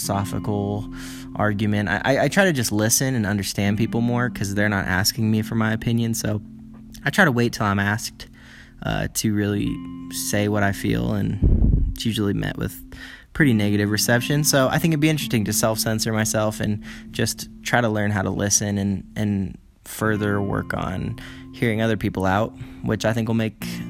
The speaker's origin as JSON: {"language": "English", "country": "United States", "moved": "yes", "lives_now": "China", "said": "I live in China as an American"}